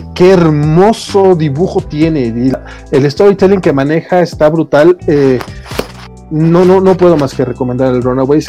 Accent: Mexico; como buen mexicano, ah. tengo nombre compuesto

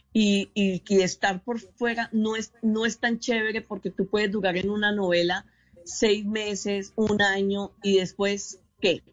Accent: Colombia; yo soy humorista colombiana

